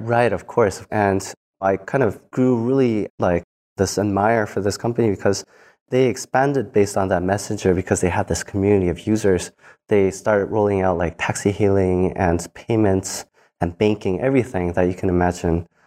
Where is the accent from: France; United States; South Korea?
South Korea; I grew up in Korea as just a normal kid.